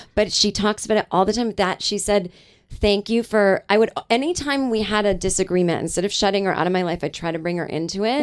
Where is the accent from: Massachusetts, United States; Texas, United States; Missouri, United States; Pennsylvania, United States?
Massachusetts, United States; Boston suburbs; I grew up in Boston, like, uh, or in the suburbs of Massachusetts